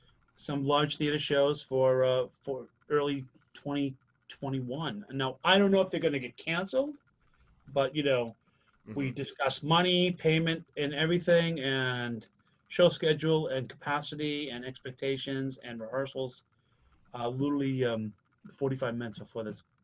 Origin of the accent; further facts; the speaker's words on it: 9 miles north of Boston, Massachusetts, United States; in my hometown that I grew up